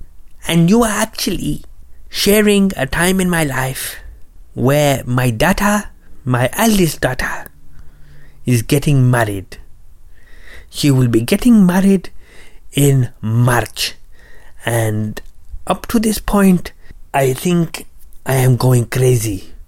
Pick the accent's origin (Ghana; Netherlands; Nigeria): Ghana; as I have told you already. And I am from Ghana, West Africa.